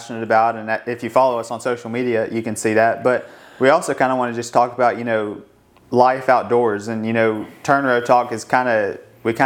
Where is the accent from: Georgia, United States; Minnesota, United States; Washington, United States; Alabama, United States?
Alabama, United States; Madison; I grew up in Madison, Alabama, and so it's kind of in North Alabama